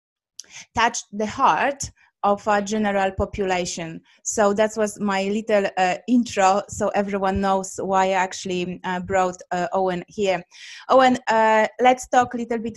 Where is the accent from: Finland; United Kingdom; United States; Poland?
Poland; English is a second language; I'm Polish, so my accent may be confusing as well